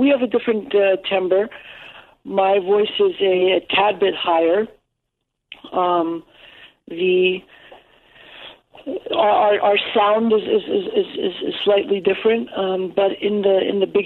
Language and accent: English; New York, United States; first language English; like many other New Yorkers, many fellow New Yorkers, just growing up in the city